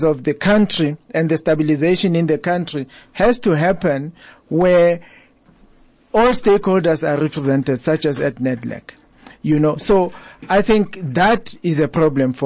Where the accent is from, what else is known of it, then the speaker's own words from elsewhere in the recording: South Africa; as South African citizens